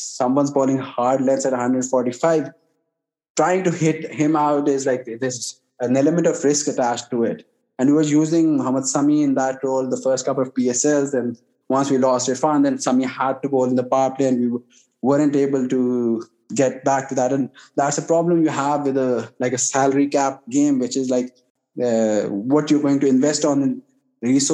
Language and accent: English; Pakistan; I'm a Pakistani